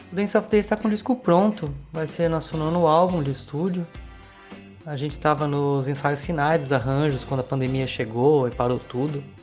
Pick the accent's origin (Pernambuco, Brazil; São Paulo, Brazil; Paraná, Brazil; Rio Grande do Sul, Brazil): São Paulo, Brazil; Cananéia; sou de Cananéia, São Paulo